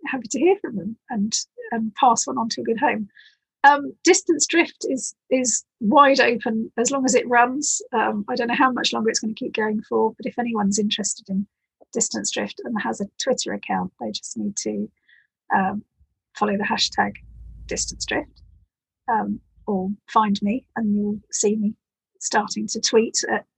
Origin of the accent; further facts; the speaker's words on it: Ely, East of England, United Kingdom; I grew up in Ely, in the Fens in East Anglia